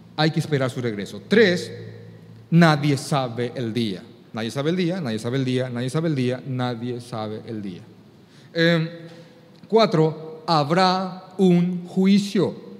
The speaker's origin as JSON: {"language": "Spanish", "country": "Paraguay", "said": "para mí como paraguayo"}